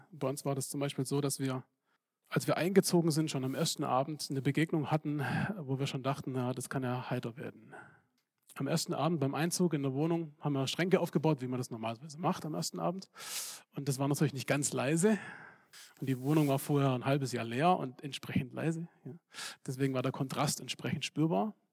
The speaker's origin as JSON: {"language": "German", "country": "Serbia", "said": "ich komme aus Serbien und ich bin gewohnt, mit äh, Problemen umzugehen"}